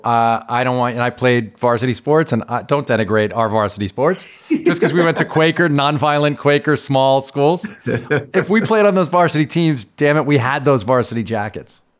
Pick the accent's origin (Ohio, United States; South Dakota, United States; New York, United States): New York, United States; Long Island; I grew up on Long Island